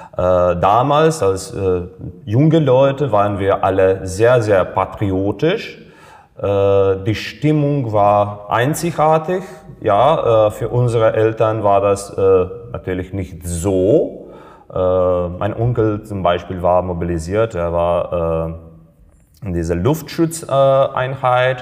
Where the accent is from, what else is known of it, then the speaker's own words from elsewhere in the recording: Serbia; German is a second language; moved away; Ich war damals äh, im Gymnasium noch ein Schüler. Äh, ja, ich war äh, zur Zeit in Serbien, ich war zu Hause